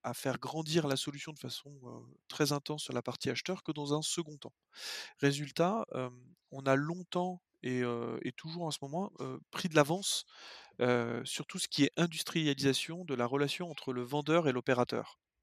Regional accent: Lyon, Auvergne-Rhône-Alpes, France; moved away as an adult; also born or lived in western France; je suis lyonnais.

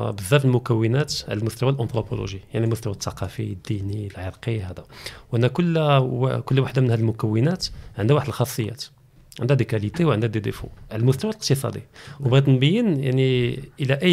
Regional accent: Kenitra, Rabat-Salé-Kénitra, Morocco; moved away as an adult; now in Casablanca, Morocco; حتى انا كبرت في قنيطره اه داكور جيت لكازا على ود الخدمه

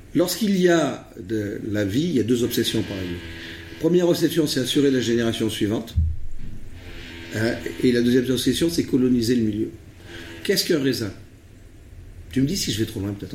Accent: Rhône Valley, France; also born or lived in Vercors; je suis euh, d'origine euh, de la vallée du Rhône

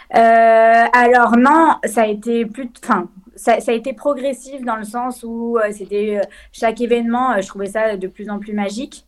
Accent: Lyon, Auvergne-Rhône-Alpes, France; je viens de Lyon, j'ai grandi à Lyon.

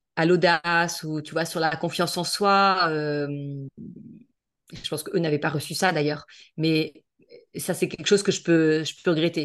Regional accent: La Baule, Pays de la Loire, France; now in Toulon, France; je suis originaire de, de La Baule, à côté de Nantes, donc euh, plus la Bretagne

